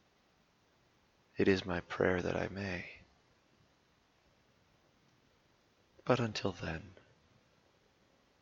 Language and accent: English; United States; I'm an American.